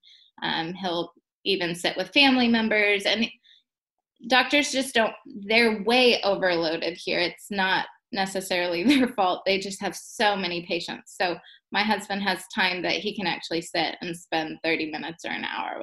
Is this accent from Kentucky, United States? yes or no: no; Texas, United States; moved away as an adult; now in Africa; I'm from Texas